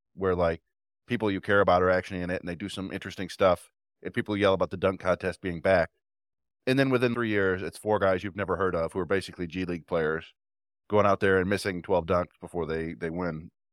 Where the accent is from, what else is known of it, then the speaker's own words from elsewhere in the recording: Ypsilanti, Michigan, United States; also born or lived in Brighton, Michigan; When we first moved from where I grew up in Ypsilanti to Brighton